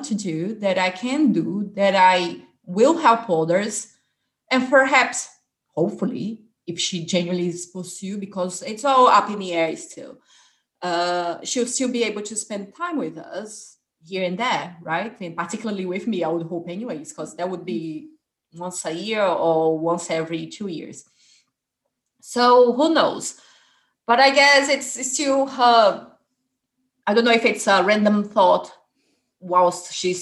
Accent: Fortaleza, Ceará, Brazil; now in England; I was born in Fortaleza, which is in the northeast of Brazil

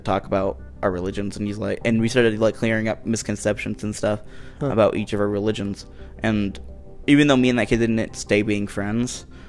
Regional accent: Ohio, United States; And I was born in Ohio, so I'm an Ohio boy.

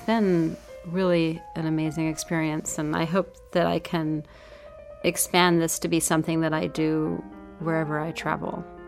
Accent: New York, United States; I grew up in New York.

